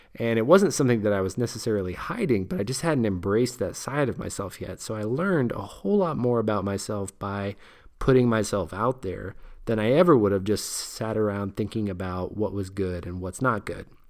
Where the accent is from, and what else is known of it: United States